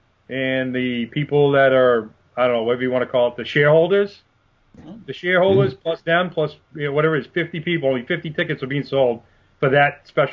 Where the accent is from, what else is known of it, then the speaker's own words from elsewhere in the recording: New England, United States; I'm from New England